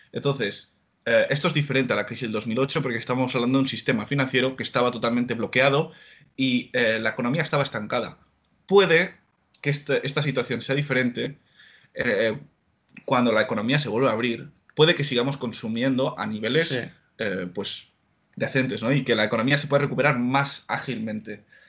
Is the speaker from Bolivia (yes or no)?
no; Blanes, Catalonia, Spain; moved away as an adult; now in Netherlands; nacido en un pueblo de, Gerona, en Blanes